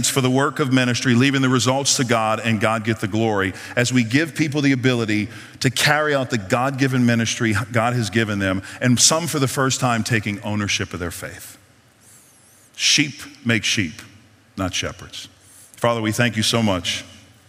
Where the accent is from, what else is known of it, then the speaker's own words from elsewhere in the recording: New Orleans, Louisiana, United States; moved away; I'm from New Orleans